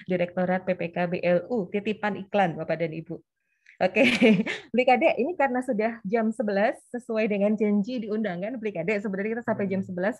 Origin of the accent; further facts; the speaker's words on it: Sleman, Special Region of Yogyakarta, Indonesia; saya aslinya dari Kabupaten Sleman, Jogja, Bapak dan Ibu.